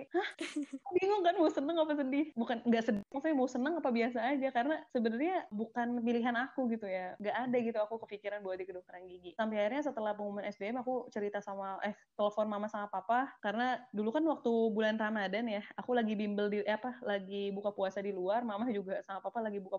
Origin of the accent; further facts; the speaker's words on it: Banten, Indonesia; mereka tuh kira aku tuh orang asli Palembang atau atau oh. aku tuh orang Sumatera gitu bukan aku tuh orang uh, Banten atau orang